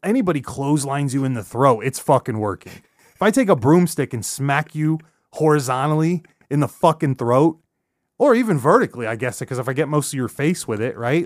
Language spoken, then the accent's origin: English; Sunnyside, California, United States; I'm from Sunnyside, California